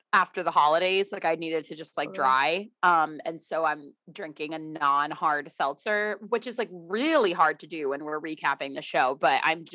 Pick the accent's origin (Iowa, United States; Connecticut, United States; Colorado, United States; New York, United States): Connecticut, United States; We're not Bay Area girlies, but we are both from Connecticut and both of our moms are Bay Area girlies.